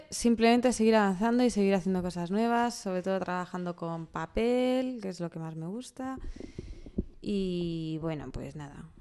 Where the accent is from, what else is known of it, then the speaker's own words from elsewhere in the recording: Toledo, Castilla-La Mancha, Spain; De Toledo.